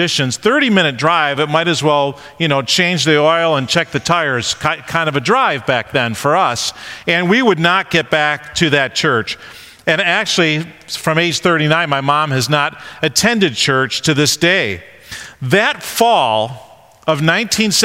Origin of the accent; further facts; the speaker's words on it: Rochester area, New York, United States; also born or lived in Honeoye, New York / Avon, New York; we moved out of downtown Rochester and moved to this little town called Honeoy, New York